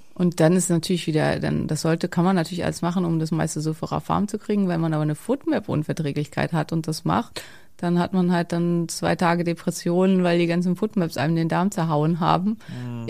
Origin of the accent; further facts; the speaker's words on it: Schleswig-Holstein, Germany; ich komme halt aus Schleswig-Holstein, bei uns ist alles Hack